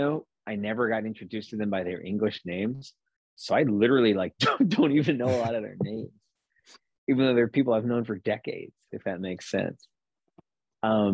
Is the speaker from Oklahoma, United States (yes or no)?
yes; Bartlesville, Oklahoma, United States; I was from Bartlesville